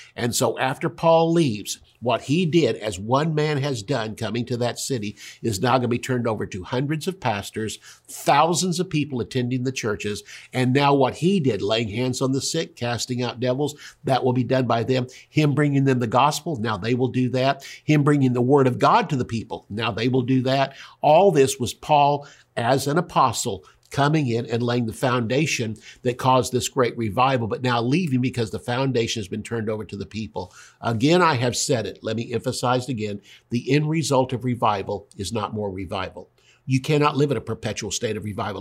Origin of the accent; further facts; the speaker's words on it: United States; I'm an American